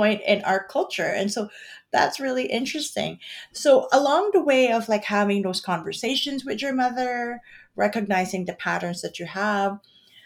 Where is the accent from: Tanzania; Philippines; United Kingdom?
Philippines; growing up in the Philippines, being raised in a Catholic Christian country. Like, I was in a Catholic school, all girls Catholic school from elementary to high school